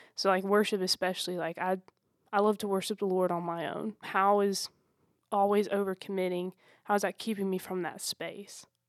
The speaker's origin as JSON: {"language": "English", "town": "Anderson", "region": "South Carolina", "country": "United States", "said": "I'm from Anderson, South Carolina."}